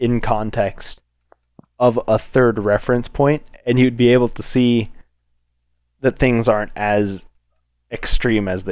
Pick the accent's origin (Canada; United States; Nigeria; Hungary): United States; as the American people